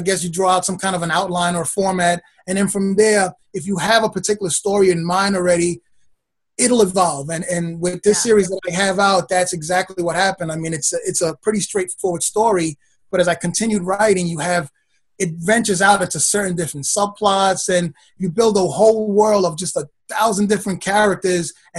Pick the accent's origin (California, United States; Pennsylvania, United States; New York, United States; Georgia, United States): New York, United States; New York City; also born or lived in Brooklyn, New York; I've been a Queens boy pretty much all my life. I was born in Brooklyn and then moved to Queens. I've been here ever since